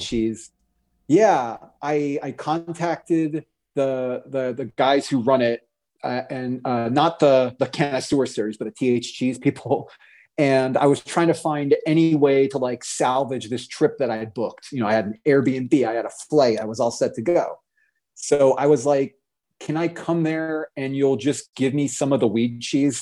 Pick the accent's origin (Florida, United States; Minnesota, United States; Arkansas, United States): Florida, United States; Orlando; I grew up in Orlando, Florida.